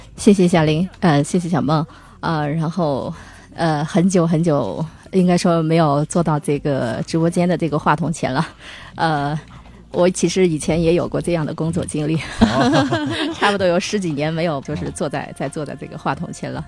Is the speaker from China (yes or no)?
yes; Hubei, China; moved away as an adult; now in Dali, China; 我是湖北人嘛